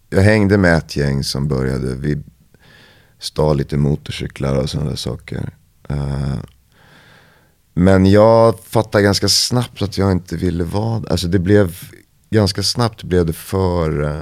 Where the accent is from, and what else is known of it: Vallentuna, Stockholm County, Sweden; born or raised there; moved away as an adult; also born or lived in Paris, France